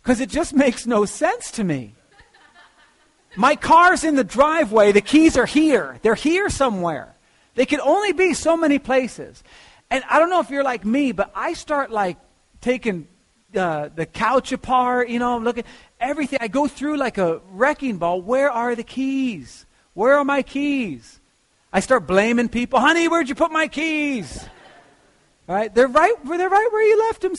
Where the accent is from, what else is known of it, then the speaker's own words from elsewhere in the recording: United States; also born or lived in Lakewood; I'm an American